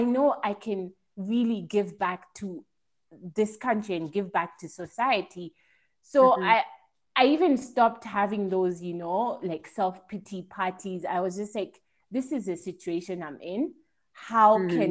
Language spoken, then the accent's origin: English; Kenya; moved away as an adult; also born or lived in Italy; I was making the decision to come back home